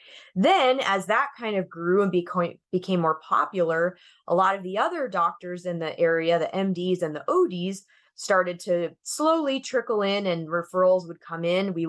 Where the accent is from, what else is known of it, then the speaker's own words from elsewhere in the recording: Arizona, United States; I moved back to my hometown in Arizona, and I just joined my childhood optometrist